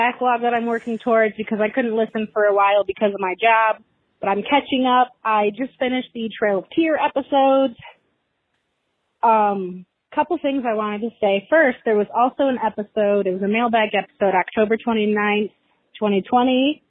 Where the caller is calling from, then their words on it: Michigan, United States; calling from Michigan.